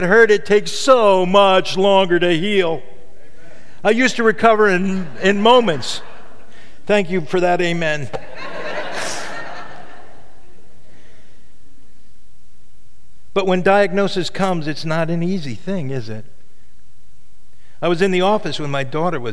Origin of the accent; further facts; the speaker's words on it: Catskill Mountains, New York, United States; I grew up in the Catskill Mountains